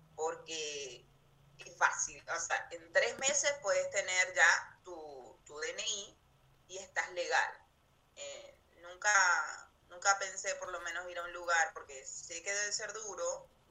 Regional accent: Maracaibo, Zulia, Venezuela; moved away as an adult; now in Comodoro Rivadavia, Argentina; Vengo de Venezuela, de Venezuela, de una ciudad que se llama Maracaibo

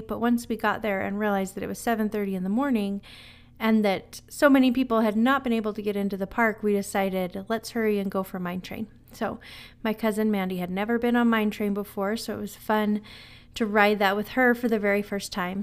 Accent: Utah, United States; I'm from Utah, so I'm used to the cold

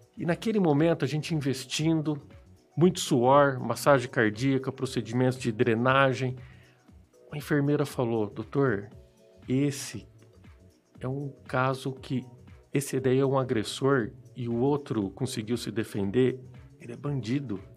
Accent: Apucarana, Paraná, Brazil; also born or lived in Londrina; eu sou nascido em Apucarana, eu sou apucaranense, e isso eu gosto sempre de ressaltar no meu currículo. E por quê? Porque eu decidi voltar para a cidade. A cidade onde eu fui educado, onde eu fui criado

